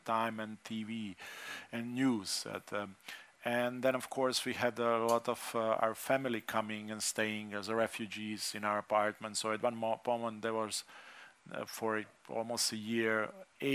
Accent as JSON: {"language": "English", "country": "Slovenia", "tie": "born or raised there", "said": "my growing up in Slovenia, being non-Slovenian, being Čefur."}